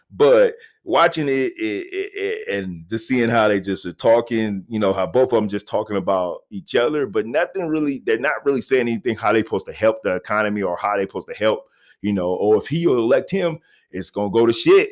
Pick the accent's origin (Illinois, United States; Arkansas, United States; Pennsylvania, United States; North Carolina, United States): Arkansas, United States; Little Rock; moved away; I was born in Little Rock, Arkansas